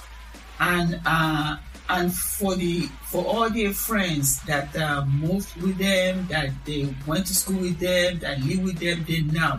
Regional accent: Nigeria; moved away; I'm from Nigeria.

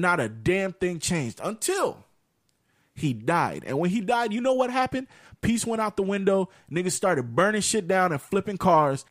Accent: United States; we we grew up in America

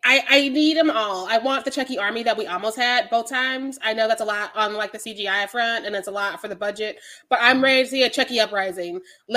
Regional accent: Missouri, United States; I am from Missouri

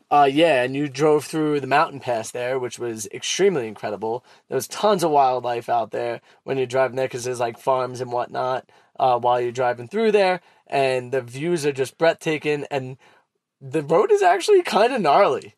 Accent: New York City, New York, United States; accent: Brooklyn; my Brooklyn accent

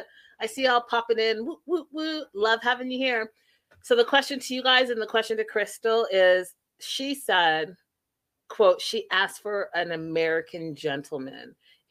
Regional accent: Canada; growing up in Canada

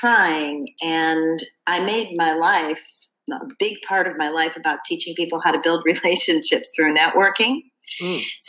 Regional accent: Cleveland, Ohio, United States; also born or lived in Ashland, Ohio; when I was a preteen, we moved from Cleveland, Ohio to Ashland, Ohio

